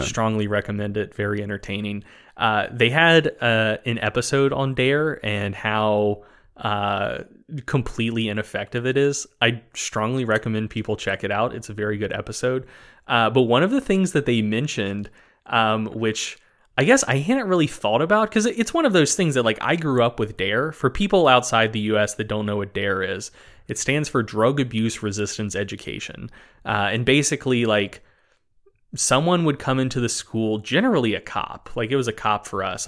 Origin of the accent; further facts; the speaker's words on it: North Carolina, United States; I, I grew up in North Carolina